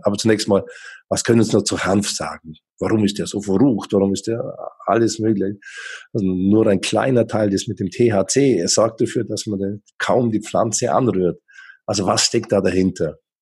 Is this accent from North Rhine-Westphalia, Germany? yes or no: no; Allgäu, Bavaria, Germany; moved away as an adult; now in Switzerland; Ich bin selber auch auf dem Bauernhof im Allgäu aufgewachsen